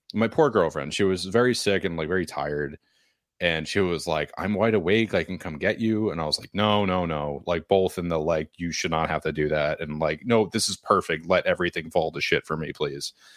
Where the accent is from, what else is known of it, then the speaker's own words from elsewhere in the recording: Nashua, New Hampshire, United States; I'm from Nashua